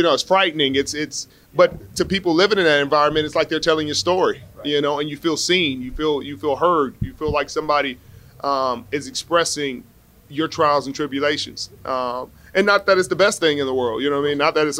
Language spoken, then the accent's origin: English; Los Angeles, California, United States; I was born and raised in Watts.